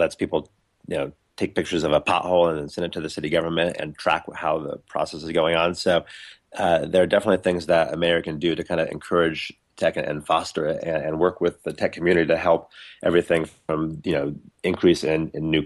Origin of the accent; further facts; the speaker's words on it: Seattle, Washington, United States; now in Los Angeles, United States; I grew up in Seattle, but I've lived here for the past 10 years.